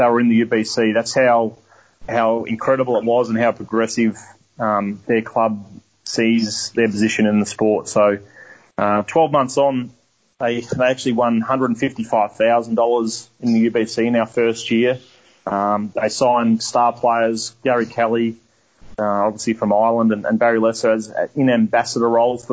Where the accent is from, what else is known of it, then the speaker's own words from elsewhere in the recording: Melbourne, Victoria, Australia; I was brought up in Melbourne